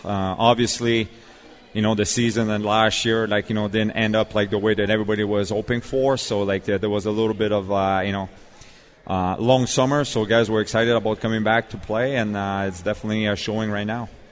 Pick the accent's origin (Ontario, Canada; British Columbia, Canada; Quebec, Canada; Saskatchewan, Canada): Quebec, Canada; Montreal; now in Nashville, United States; I'm from Montreal